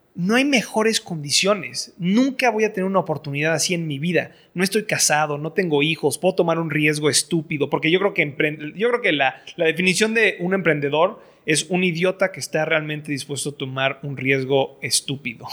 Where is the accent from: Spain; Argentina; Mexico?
Mexico; moved away as an adult; soy, soy mexicano, estoy educado en el extranjero